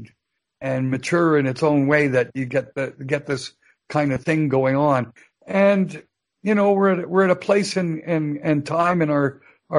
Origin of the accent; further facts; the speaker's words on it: Canada; I'm a Canadian citizen